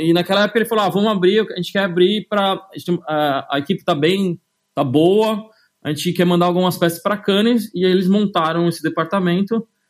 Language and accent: Portuguese; São Paulo, Brazil; moved away as an adult; also born or lived in London; eu sou de São Paulo, nasci é, na Zona Leste, na Vila Prudente, perto da Moca